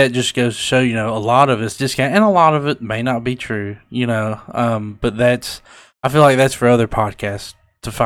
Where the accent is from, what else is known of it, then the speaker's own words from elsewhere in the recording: Lewis County, Kentucky, United States; accent: Kentucky; where I'm from, Lewis County